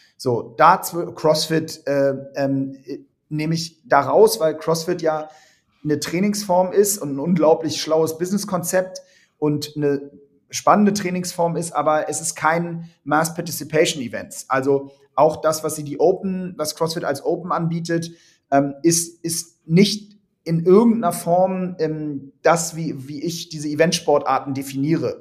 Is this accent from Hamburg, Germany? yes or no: yes; Hamburg, Germany; Hamburg, meine Heimatstadt